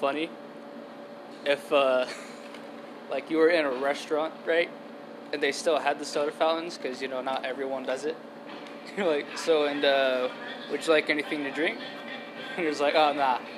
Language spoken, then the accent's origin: English; United States; I'm an American